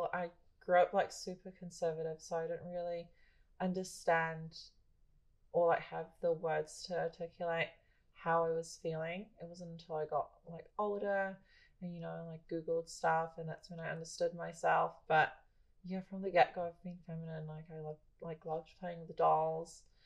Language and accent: English; Philippines; now in New Zealand; I'm Filipino